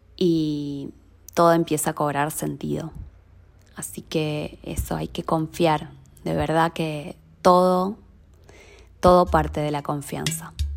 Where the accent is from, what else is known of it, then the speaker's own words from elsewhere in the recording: Lanús, Buenos Aires Province, Argentina; now in Buenos Aires, Argentina; Soy oriunda de Lanús Oeste. Ahí viví toda mi infancia.